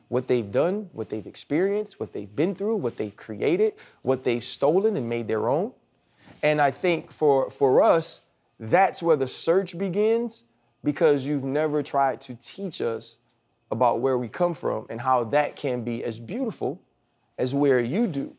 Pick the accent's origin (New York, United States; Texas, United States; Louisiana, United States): Louisiana, United States; New Orleans; moved away; I grew up in Louisiana